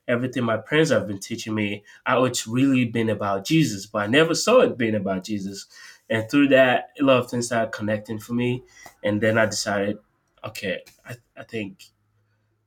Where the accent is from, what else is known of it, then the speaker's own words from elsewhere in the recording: Nigeria; now in Tampa, United States; I'm from Nigeria